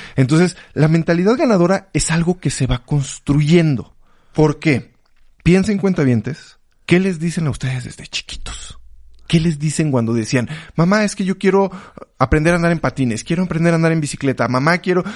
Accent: Mexico; los mexicanos de México

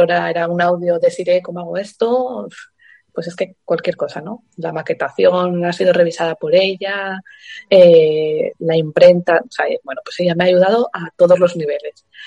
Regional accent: Asturias, Spain; trastin es una palabra asturiana de donde yo soy

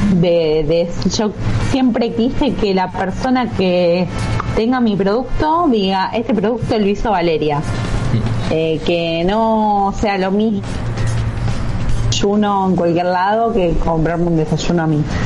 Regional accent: Huile, Buenos Aires Province, Argentina; yo soy de Huile, mm. nací acá en Huile, o sea, es zona sur de provincia de Buenos Aires.

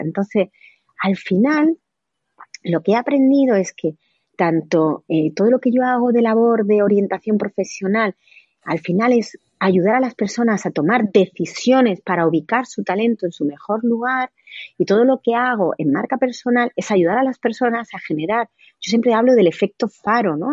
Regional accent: Granada, Andalusia, Spain; moved away as an adult; also born or lived in Madrid; he estudiado derecho aquí, llevo aquí toda la vida

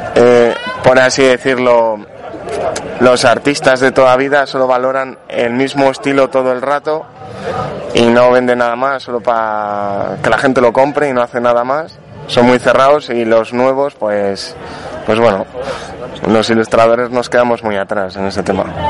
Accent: Spain; te insultan por todo por ser español

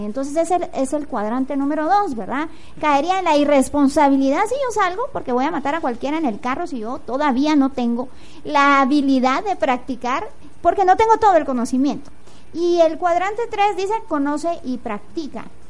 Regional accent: Guatemala; una guatemalteca comprometida con la transformación

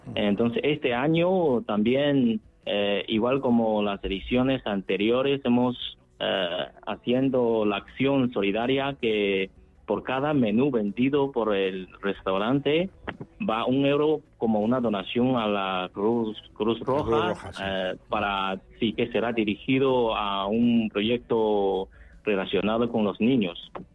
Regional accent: northern China, China; now in Spain; yo soy del norte de China

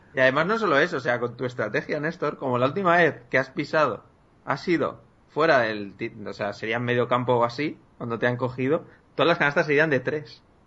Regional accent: a village near Cuenca, Castilla-La Mancha, Spain; las fiestas de fútbol del torneo de mi pueblo

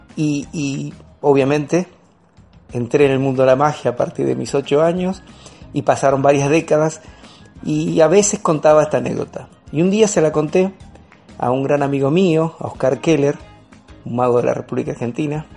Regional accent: Seville, Andalusia, Spain; soy de Sevilla

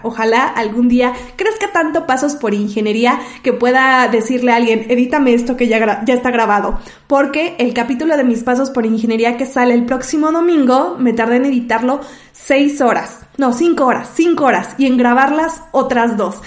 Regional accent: Mexico City, Mexico; Soy de la Ciudad de México y aquí vivo

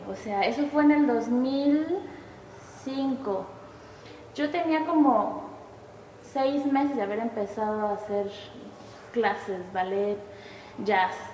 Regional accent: Oaxaca, Mexico; moved away; also born or lived in Veracruz / Xalapa; soy de Oaxaca. Nací en Veracruz, pero creo que viví ahí un mes y ahí por trabajo en su pan, nos fuimos a a Oaxaca.

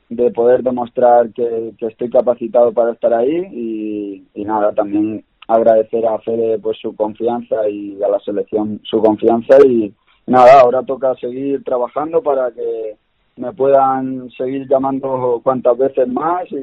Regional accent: Castilla-La Mancha, Spain; pero soy manchego y, he jugado en otros equipos

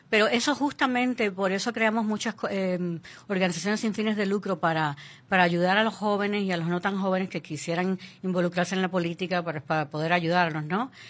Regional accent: Puerto Rico; Nosotros somos, la comunidad puertorriqueña

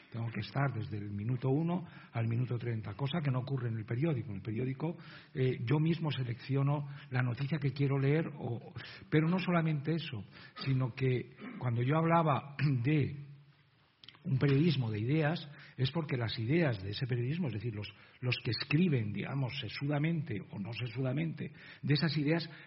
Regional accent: Izagres, Castile and León, Spain; exhumados en el pueblo de Izagres, mi tierra, León

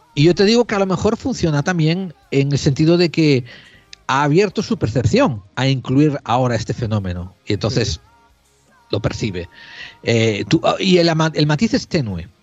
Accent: Spain; tenemos los españoles

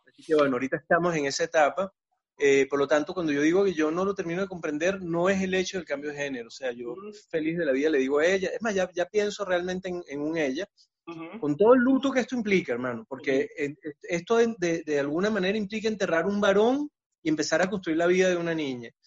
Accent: Venezuela; now in Chile; uno como venezolano que el marico es una muletilla

